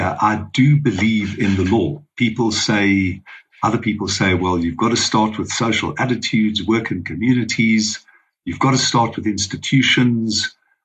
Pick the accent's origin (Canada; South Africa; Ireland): South Africa; as a South African, a born South African, a proud South African